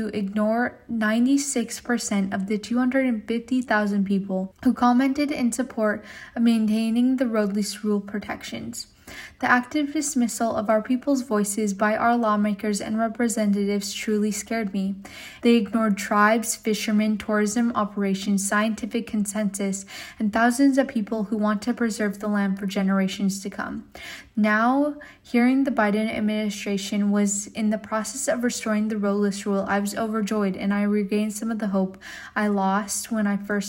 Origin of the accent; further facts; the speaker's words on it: Unalakleet, Alaska, United States; I'm from Unalakleet in Northwestern Alaska.